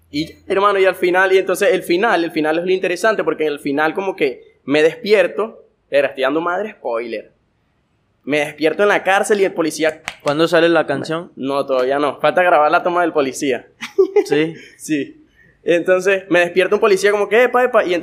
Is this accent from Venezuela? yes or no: yes; Guanare, Portuguesa, Venezuela; Que siento que me, me aleja de todos aquellos artistas que soy de Guanare.